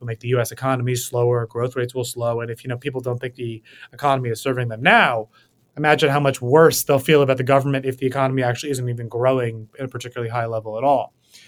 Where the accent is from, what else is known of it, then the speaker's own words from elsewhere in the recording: New York City, New York, United States; I'm born and raised in New York City.